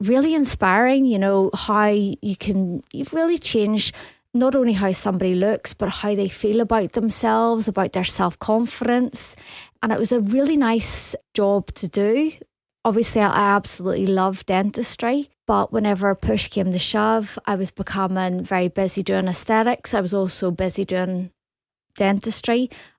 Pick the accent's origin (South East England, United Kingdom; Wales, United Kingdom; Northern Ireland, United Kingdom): Northern Ireland, United Kingdom; Belfast; Yes, I came over from Belfast. I went to Glasgow University and I studied dentistry.